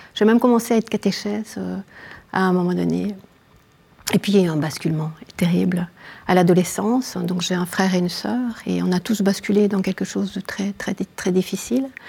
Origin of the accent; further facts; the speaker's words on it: Namur, Wallonia, Belgium; je viens de, Belgique, hein, euh, de, la province de Namur, d'une petite ville qui s'appelle Namur